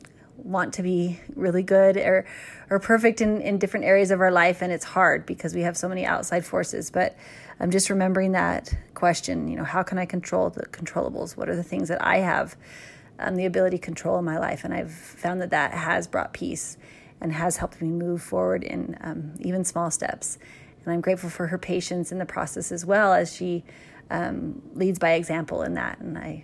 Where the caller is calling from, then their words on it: Lindon, Utah, United States; I'm calling in from Linden, Utah